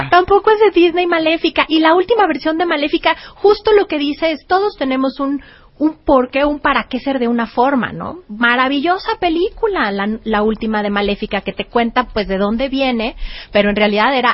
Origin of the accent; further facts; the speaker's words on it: Mexico; soy orgullosamente mexicana